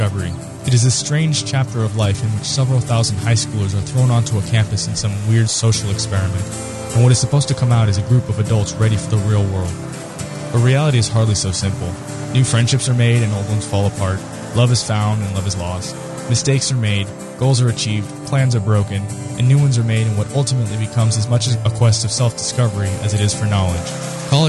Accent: South Florida, United States; moved away; Growing up in South Florida, I never dealt with the cold

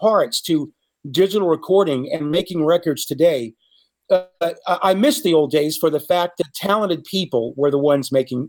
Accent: Devon, Pennsylvania, United States; moved away; also born or lived in Alaska; I was just a kid growing up in Alaska and in Pennsylvania.

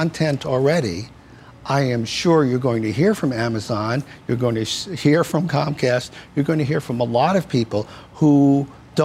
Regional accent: New York, United States; I grew up here in New York

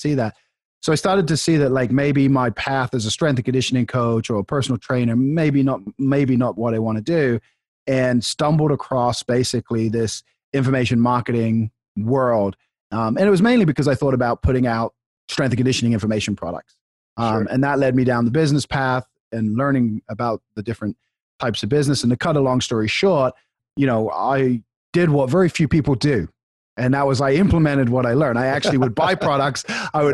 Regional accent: England, United Kingdom; now in United States; I grew up in England

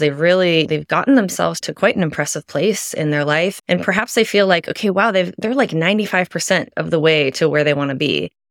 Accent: Midwest, United States; I was raised Catholic in the Midwest, pretty conservative upbringing

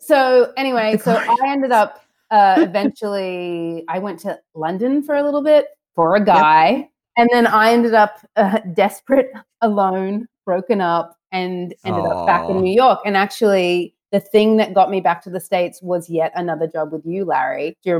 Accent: Australia; also born or lived in St. Louis, United States; I'm obviously Australian and I'm American. So my dad's American. My mom's Australian. I was actually born in St. Louis, Missouri.

